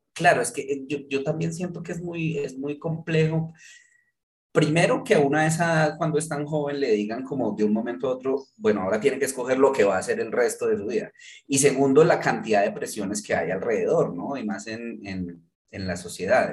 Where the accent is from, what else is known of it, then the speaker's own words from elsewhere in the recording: Manizales, Caldas, Colombia; moved away; yo me fui de Manizales hace 22 años, o sea, ya llevo más tiempo viviendo por fuera que, en lo que viví Manizales